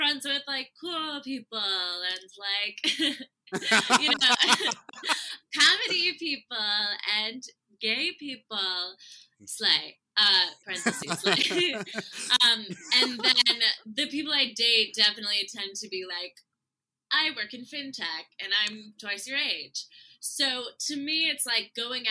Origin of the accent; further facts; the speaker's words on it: North Carolina, United States; moved away as an adult; now in New York, United States; I moved from North Carolina. That's where I went to high school.